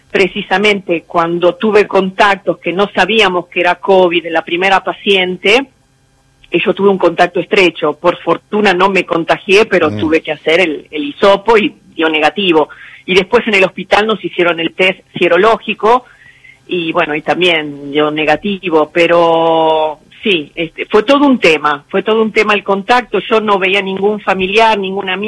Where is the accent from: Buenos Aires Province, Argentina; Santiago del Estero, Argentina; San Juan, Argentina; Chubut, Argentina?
Buenos Aires Province, Argentina; San Martín; Yo soy de Buenos Aires, nací en San de Buenos Aires, de San Martín.